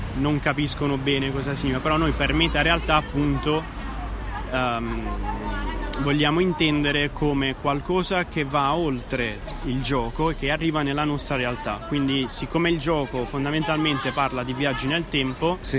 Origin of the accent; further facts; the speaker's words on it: Bari, Apulia, Italy; now in Naples, Italy; Io non sono napoletano, sono barese, sono pugliese, però ormai quasi un napoletano completo